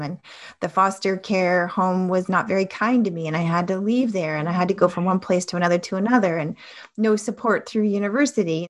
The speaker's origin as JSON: {"language": "English", "town": "Toronto", "region": "Ontario", "country": "Canada", "tie": "born or raised there", "said": "I grew up in Toronto in Ontario, Canada"}